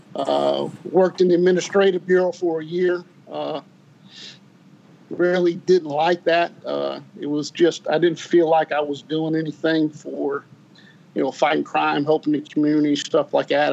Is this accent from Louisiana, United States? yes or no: yes; New Orleans, Louisiana, United States; also born or lived in Ohio; born in Ohio. Uh, we, we, we grew up in Ohio till about 12, 12 years old. My mother uh, moved to New Orleans, and uh, that's kind of where I grew up. Went to high school there